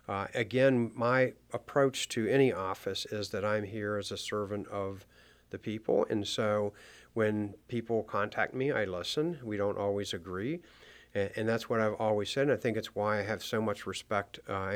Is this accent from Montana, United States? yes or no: no; Maryland, United States; as I grew up and lived in Frederick County, I never really intended on running for political office.